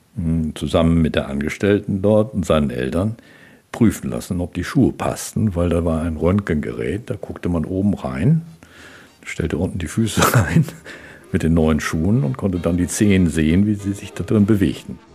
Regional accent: Germany; Ich bin am Mittellandkanal groß geworden

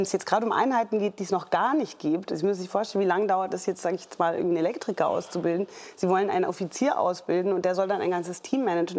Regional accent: Germany; wir als Deutsche

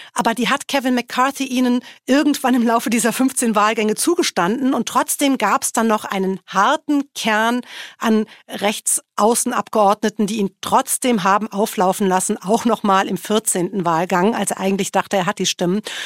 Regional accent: Germany; now in Washington, United States; als Deutscher

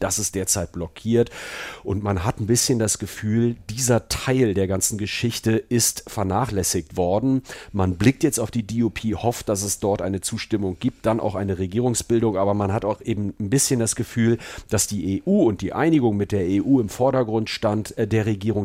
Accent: Germany; now in England, United Kingdom; als Deutscher

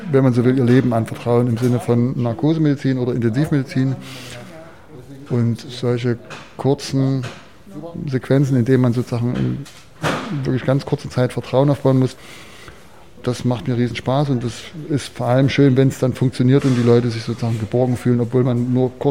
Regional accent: Chemnitz, Saxony, Germany; ich komme aus Karl-Marx-Stadt, aus Reichenbrand, aus, aus Chemnitz

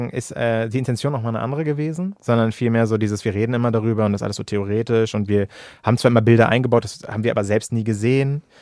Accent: Hamburg, Germany; ich komme aus Hamburg, aus der Stadt

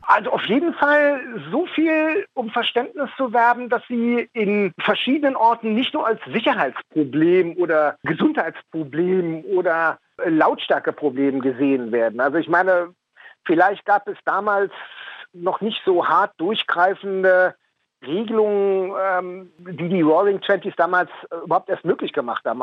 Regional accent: Berlin, Germany; Ich bin in Westberlin geboren. Ich bin ein Westberliner Mauerkind, bin also mit all den Freiheiten aufgewachsen

